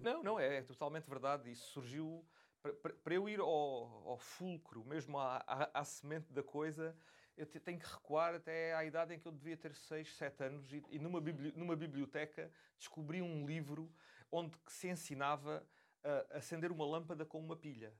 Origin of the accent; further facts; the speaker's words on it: Beja, Alentejo, Portugal; moved away; Eu, crescendo em Beja, tinha a dificuldade acrescida de não conseguir ter acesso a lojas que vendessem componentes eletrónicos